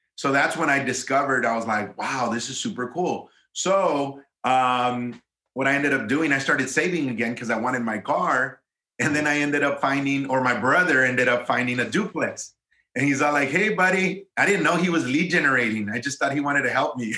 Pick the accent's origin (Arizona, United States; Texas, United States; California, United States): Texas, United States; Eagle Pass; moved away as an adult; also born or lived in Austin, Texas; from my hometown, which I'm from a small border town in South Texas called Eagle Pass, Texas